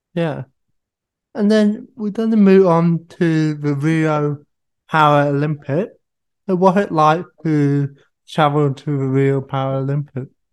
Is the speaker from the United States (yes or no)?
no; Sydney, New South Wales, Australia; my hometown Sydney